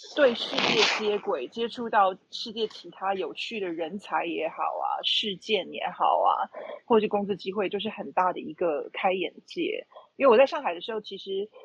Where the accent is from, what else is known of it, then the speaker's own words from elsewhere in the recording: Taipei, Taiwan; moved away as an adult; also born or lived in Beijing, China / Shanghai, China; 我此刻是在台北，就是我的，我的故乡 台北